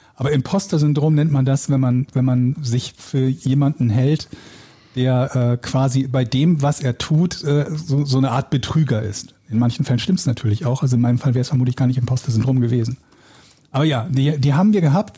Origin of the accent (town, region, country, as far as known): Willich, North Rhine-Westphalia, Germany; born or raised there; now in Hamburg, Germany